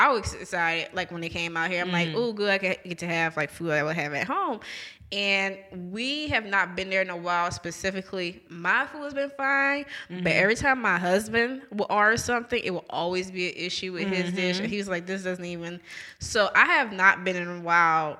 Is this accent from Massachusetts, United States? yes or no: no; New Orleans, Louisiana, United States; moved away; we're from New Orleans